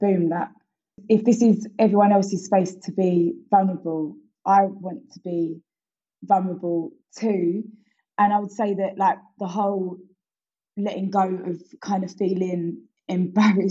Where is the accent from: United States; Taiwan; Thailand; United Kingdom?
United Kingdom; Essex, East of England; I always shout out a little Atlanta or an Essex because that's where I'm from.